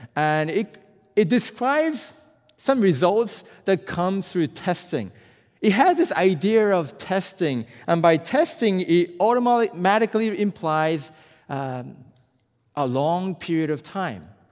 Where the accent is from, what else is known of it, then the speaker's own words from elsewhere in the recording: Japan; also born or lived in South Korea; I'm from Japan, and, uh, you know, Japanese people